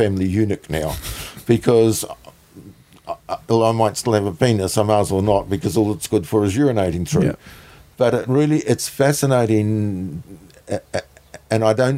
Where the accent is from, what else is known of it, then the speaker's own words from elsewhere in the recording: New Zealand; I'm obviously Kiwi